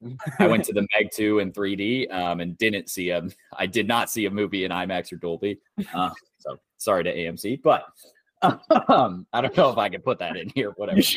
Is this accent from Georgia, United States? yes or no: no; Chicago, Illinois, United States; I was born in Chicago.